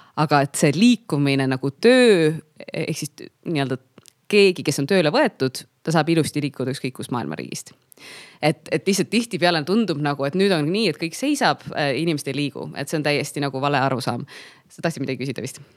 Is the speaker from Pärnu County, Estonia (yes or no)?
yes; Pärnu, Pärnu County, Estonia; moved away as an adult; also born or lived in Tallinn; ma käisin Pärnu vahet, see oli minu kodulinn